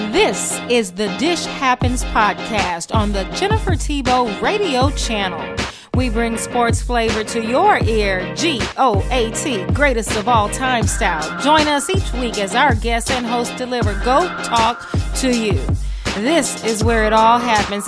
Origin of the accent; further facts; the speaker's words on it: Texas, United States; I'm so Texan like